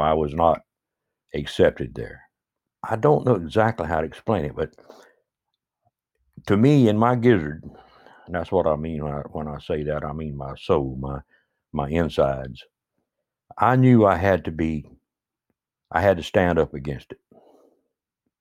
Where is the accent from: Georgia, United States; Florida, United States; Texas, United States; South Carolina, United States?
South Carolina, United States; Myrtle Beach; also born or lived in Conway, South Carolina; I grew up here in Myrtle Beach and Conway